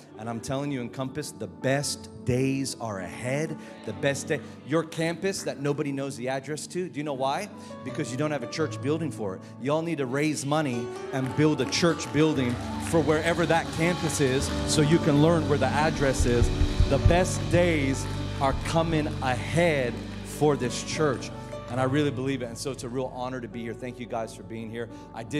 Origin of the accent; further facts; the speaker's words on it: Australia; accent: American; also born or lived in New Zealand; now in Philippines; So that's why I have an American accent, but I promise you I'm Australian. My dad's from Newcastle.